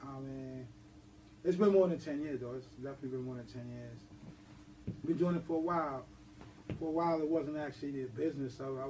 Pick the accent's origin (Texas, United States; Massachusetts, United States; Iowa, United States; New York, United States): New York, United States; New York City; From the South Bronx. Forest Projects. Well, I'm actually from McKellen, but by way of Forest Projects. That's where I'm from, South Bronx.